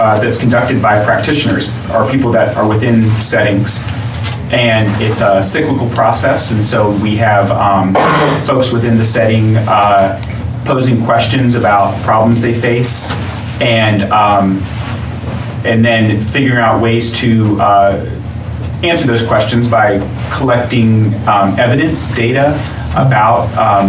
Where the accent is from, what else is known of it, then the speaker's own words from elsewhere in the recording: Richmond, Virginia, United States; moved away as an adult; I grew up in Richmond, but moved back to Richmond